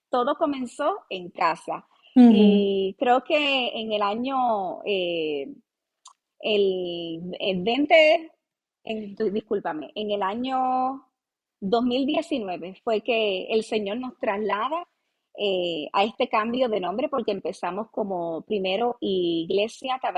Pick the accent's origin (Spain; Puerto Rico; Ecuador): Puerto Rico; Ponce; accent: mixed Mexican and Argentine; nací en Ponce, Puerto Rico. Soy de Puerto Rico. Eh, tengo un poquito de acento mezcladito entre lo que es este mexicano, argentino